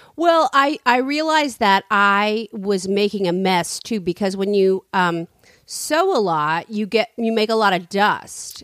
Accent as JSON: {"language": "English", "town": "San Francisco", "region": "California", "country": "United States", "said": "I'm from San Francisco"}